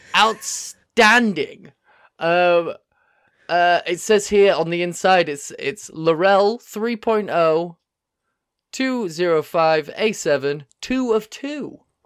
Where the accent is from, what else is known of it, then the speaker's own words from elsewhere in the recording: Yorkshire and the Humber, United Kingdom; I'm from Yorkshire. I'm from Yorkshire.